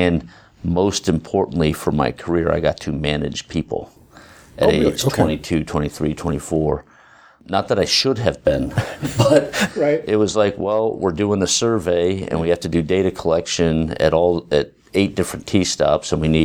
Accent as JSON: {"language": "English", "town": "Philadelphia", "region": "Pennsylvania", "country": "United States", "moved": "as an adult", "lives_now": "Cambridge, United States", "said": "I was from Philadelphia"}